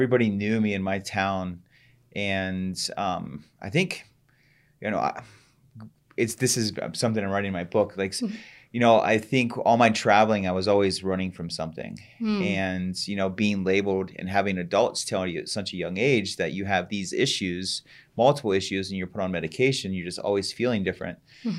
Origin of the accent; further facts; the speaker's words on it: Columbus, Ohio, United States; I'm originally from Columbus, Ohio, and mm-hmm. I grew up in a very nice home